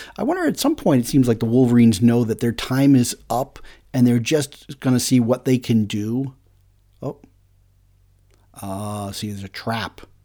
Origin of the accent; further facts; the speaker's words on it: New England, United States; we're from New England